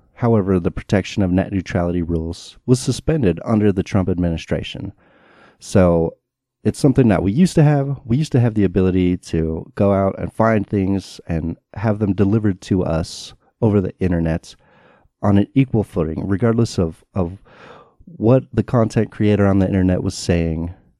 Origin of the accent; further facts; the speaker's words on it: United States; I was raised in America